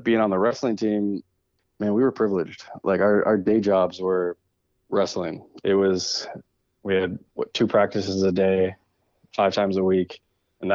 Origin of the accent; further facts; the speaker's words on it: Ohio, United States; also born or lived in Kentucky; I'm actually from Ohio